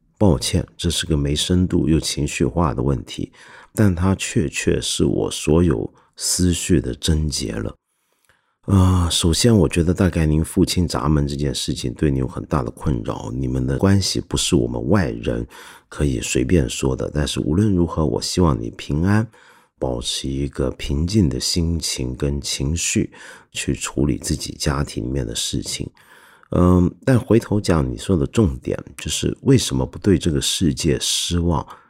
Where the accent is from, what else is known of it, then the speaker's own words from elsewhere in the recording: Hong Kong; 我们的一般香港人